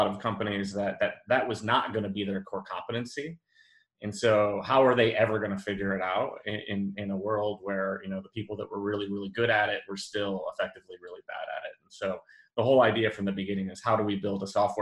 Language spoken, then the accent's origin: English; Western New York, United States; growing up in Western New York